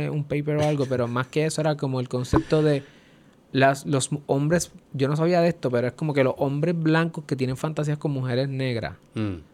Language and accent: Spanish; Cali, Valle del Cauca, Colombia; Yo soy de Calle.